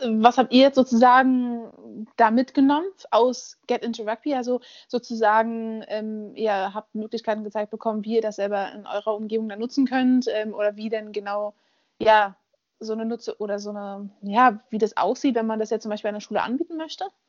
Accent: Berlin, Germany; Ich bin in Berlin aufgewachsen

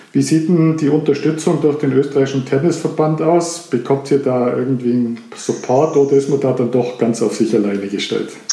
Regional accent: Germany; bei uns in Deutschland

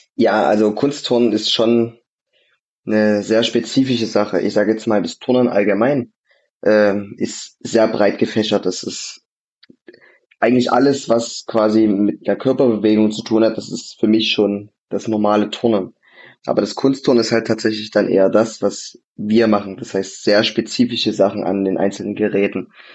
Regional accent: Vogtland, Saxony, Germany; ich bin ja, ich bin ja Vogtländer, Gebürtiger

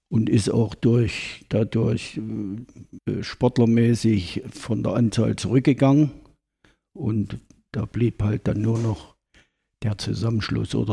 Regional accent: Ilmenau, Thuringia, Germany; Ich bin gebürtiger Ilmenauer, 1948 geboren

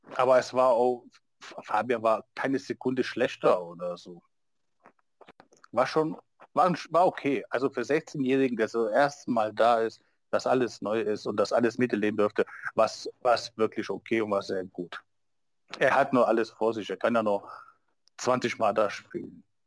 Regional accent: Niedernhausen, Hesse, Germany; bei uns in Niedernhausen

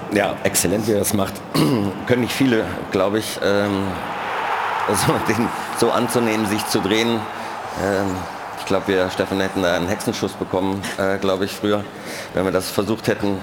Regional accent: Cologne, North Rhine-Westphalia, Germany; als Kölner

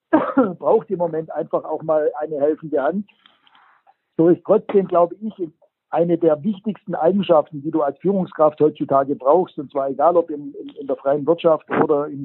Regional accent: Baden-Württemberg, Germany; accent: Swabian; Also einer der Begriffe, die ich wirklich, ich sage das jetzt mal als Schwabe hasse, ist, wenn jemand sagt, man sollte, schwäbisch, mossot.

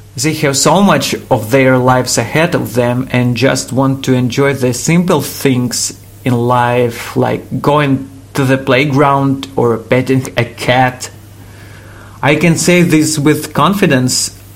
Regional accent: Kyiv, Ukraine; I was born in Kiev and have lived here all my life.

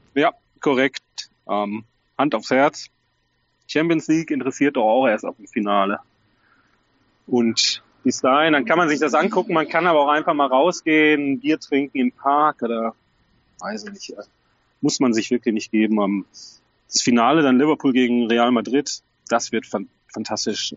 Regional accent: North Rhine-Westphalia, Germany; ich bin Westfale

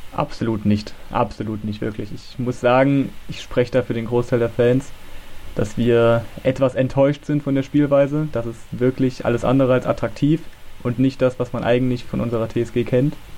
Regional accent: Germany; bin aus Nähe Leipzig, ist eigentlich zwischen Leipzig und Halle

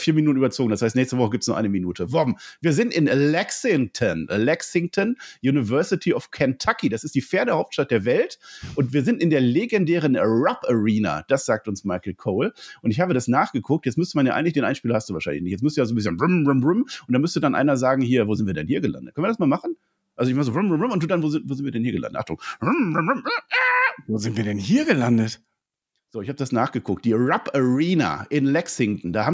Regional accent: Berlin, Germany; Ich komme aus Berlin

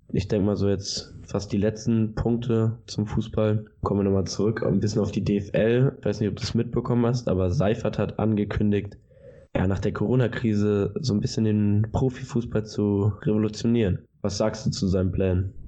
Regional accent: Germany; bei uns in Deutschland

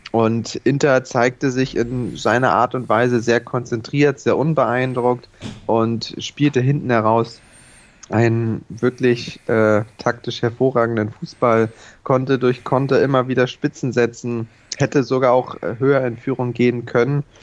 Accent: Hamburg, Germany; Von daher äh, sind wir Hamburger da, glaube ich, mittlerweile äh, cool genug, das schön zu ignorieren.

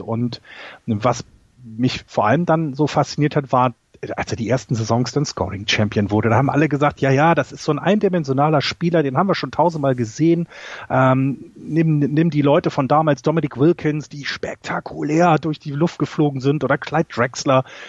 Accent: Hamburg, Germany; bei uns in meinem äh, Stadtteil in Hamburg, wo ich aufgewachsen bin

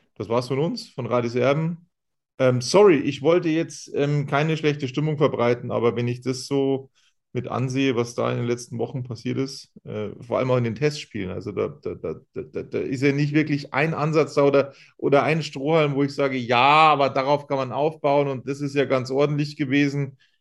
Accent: Munich, Bavaria, Germany; wo ich herkomme. Ich habe gesagt, ich bin aus München

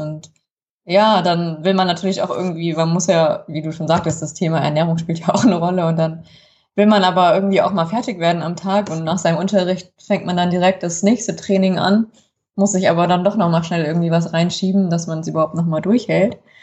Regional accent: Kassel, Hesse, Germany; Ich bin in Kassel geboren und groß geworden.

